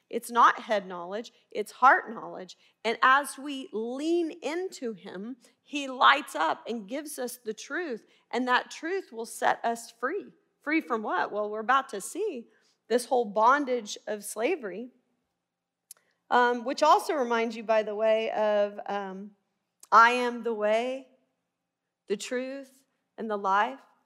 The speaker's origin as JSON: {"language": "English", "town": "Little Rock", "region": "Arkansas", "country": "United States", "also_born_or_lived": "Baylor University, Texas", "accent": "twang", "moved": "as an adult", "said": "I'm originally from Little Rock. That's why you hear the twang"}